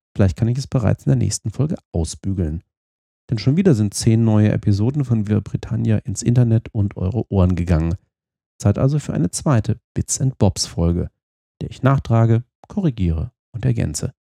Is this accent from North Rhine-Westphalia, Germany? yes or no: no; Fulda, Hesse, Germany; meiner Heimatstadt Fulda in Osthessen